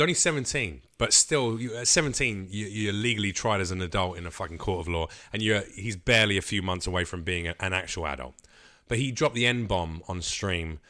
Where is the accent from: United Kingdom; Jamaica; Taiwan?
United Kingdom; now in United States; we're British